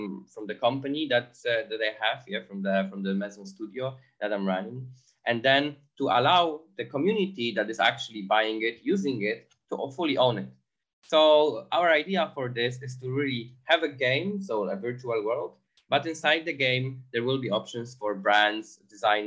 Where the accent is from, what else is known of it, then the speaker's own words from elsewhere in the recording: Poland; moved away as an adult; now in Berlin, Germany; Originally, I come from Poland, but 5 years ago, I decided to move to Berlin.